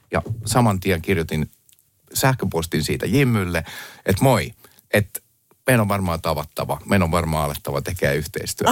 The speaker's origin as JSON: {"language": "Finnish", "country": "Finland", "also_born_or_lived": "United States", "said": "Mä, mä oon Suomesta"}